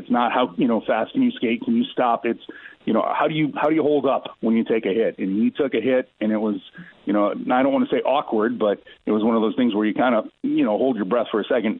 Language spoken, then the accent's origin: English; United States; as an American